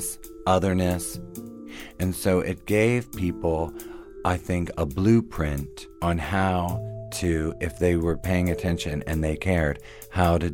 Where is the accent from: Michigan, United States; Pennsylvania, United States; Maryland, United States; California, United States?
Maryland, United States; Hagerstown; I grew up in Western Maryland in a small town called Hagerstown there